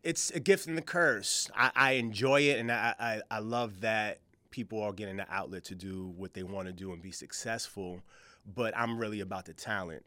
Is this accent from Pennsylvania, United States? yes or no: no; New York, United States; I'm from New York